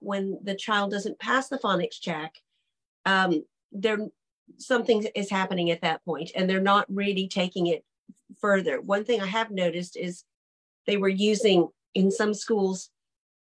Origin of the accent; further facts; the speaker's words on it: United States; also born or lived in Britain; now in United Kingdom; as an American living in Britain